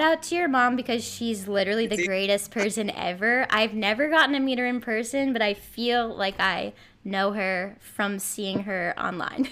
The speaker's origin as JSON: {"language": "English", "town": "Somerville", "region": "Massachusetts", "country": "United States", "said": "I'm from Somerville, so technically not Boston, but one four miles away."}